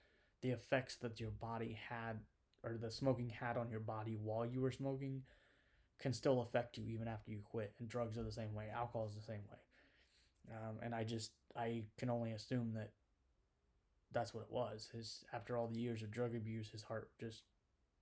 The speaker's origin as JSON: {"language": "English", "region": "Indiana", "country": "United States", "said": "I'm from Indiana"}